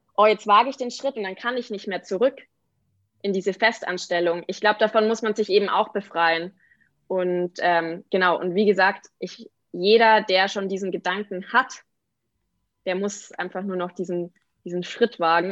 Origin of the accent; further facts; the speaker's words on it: Aichach, Bavaria, Germany; moved away; die Schreinerei in meiner Heimat in Eichach